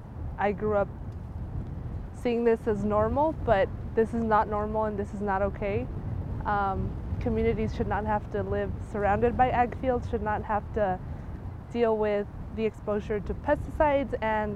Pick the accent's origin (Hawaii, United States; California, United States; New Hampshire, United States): California, United States; Salinas Valley; I was born and raised in the Salinas Valley.